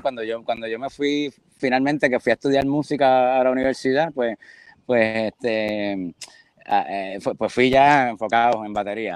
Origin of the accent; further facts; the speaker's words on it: San Juan, Puerto Rico; moved away as an adult; also born or lived in Boston / Fort Lauderdale; soy de pues, San Juan, Río Piedra, sí, Santurce, eso es como un área ahí